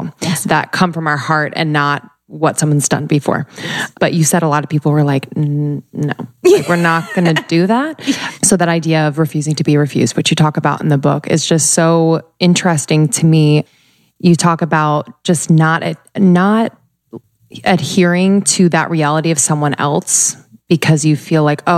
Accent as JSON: {"language": "English", "region": "New Jersey", "country": "United States", "said": "It's okay. I'm from Jersey too."}